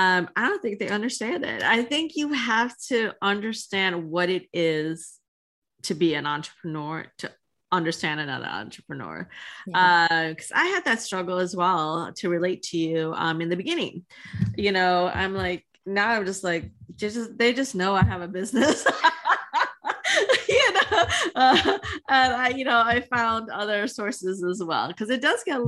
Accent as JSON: {"language": "English", "country": "Trinidad & Tobago", "moved": "yes", "lives_now": "United States", "said": "I'm originally from Trinidad"}